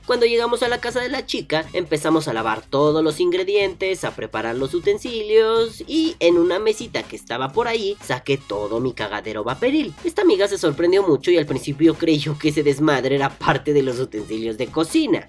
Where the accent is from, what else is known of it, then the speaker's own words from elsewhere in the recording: Mexico; aquí en mi país, en México